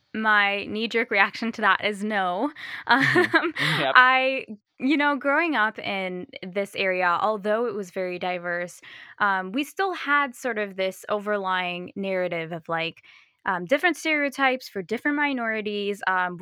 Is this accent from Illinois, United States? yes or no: yes; Chicago, Illinois, United States; So I grew up in the northwest suburbs of Chicago, and so kind of near O'Hare Airport, if people are familiar with that area. And I very fortunately grew up in a very diverse area.